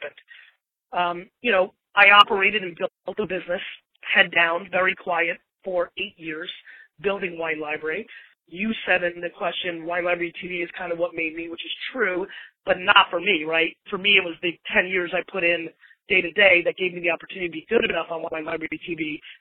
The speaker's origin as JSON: {"language": "English", "country": "Belarus", "tie": "born or raised there", "moved": "yes", "lives_now": "United States", "said": "I was born in Belarus in the former Soviet Union."}